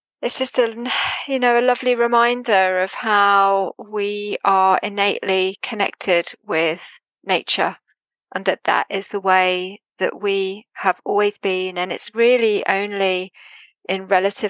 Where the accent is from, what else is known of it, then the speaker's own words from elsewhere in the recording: Jersey; now in United Kingdom; having come from Jersey